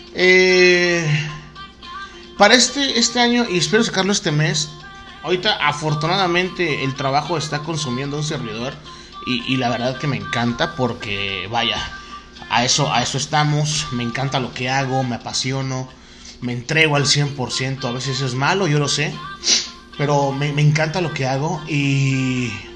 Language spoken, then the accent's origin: Spanish; Oaxaca, Mexico; soy de Oaxaca, Oaxaca